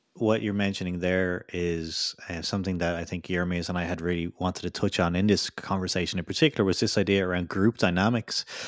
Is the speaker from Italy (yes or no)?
no; Ireland; also born or lived in United Kingdom; now in Vaasa, Finland; coming from the U K, well, I'm from Ireland